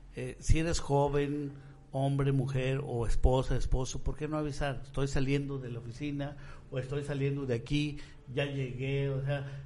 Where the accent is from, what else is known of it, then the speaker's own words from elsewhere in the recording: Michoacán, Mexico; nuestro estado